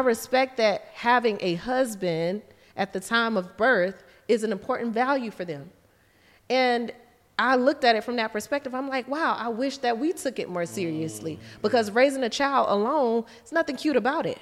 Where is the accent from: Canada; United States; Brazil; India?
United States; the South; moved away as an adult; also born or lived in Atlanta; now in Dubai, United Arab Emirates; I'm from the South. I'm country.